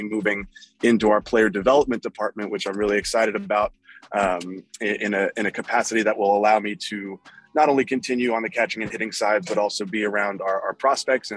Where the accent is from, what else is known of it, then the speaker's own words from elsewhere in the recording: New York City, New York, United States; also born or lived in Westchester, New York; From New York City. Grew up in Manhattan, right at like kind of on the border of Manhattan and the Bronx. And then I moved to Westchester.